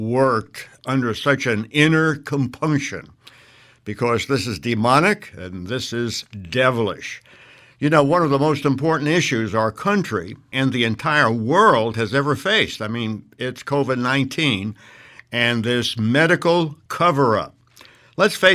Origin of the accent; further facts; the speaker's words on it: United States; I'm an American. I've lived here all my life